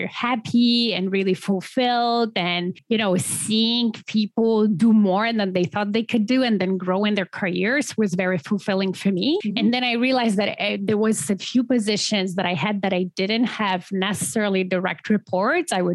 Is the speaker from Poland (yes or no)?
yes; Poland; moved away as an adult; now in Canada; originally I'm from Poland.